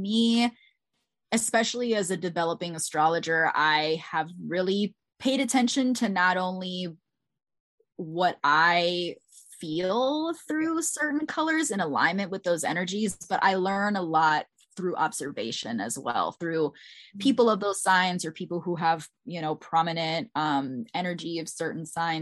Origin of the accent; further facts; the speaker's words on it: Bethesda, Maryland, United States; I grew up in Bethesda, Maryland, like right outside of DC